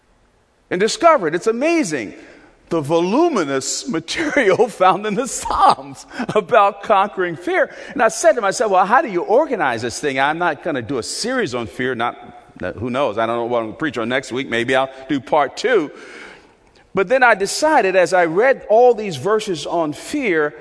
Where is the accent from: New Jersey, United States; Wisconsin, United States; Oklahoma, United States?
New Jersey, United States; Newark; when I was a little boy and growing up in Newark, New Jersey